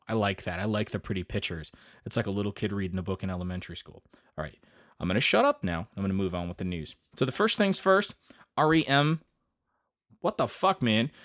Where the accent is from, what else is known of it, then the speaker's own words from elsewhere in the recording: Grand Ledge, Michigan, United States; my hometown of Grand Ledge, Michigan